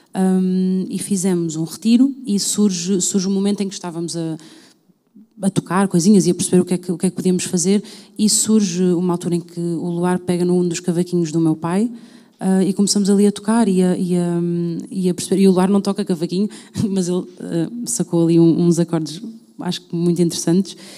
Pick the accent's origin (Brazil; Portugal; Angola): Portugal; Louriçal, Centro; also born or lived in London; tive num grupo de cavaquinhos no, na zona de Pombal, uh, numa, numa vila chamada Lourissal, que fez parte da minha vida durante, diria, até cerca dos meus nove anos